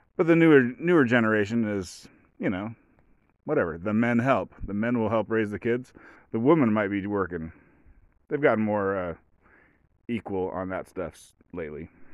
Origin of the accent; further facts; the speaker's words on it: United States; I'm an American.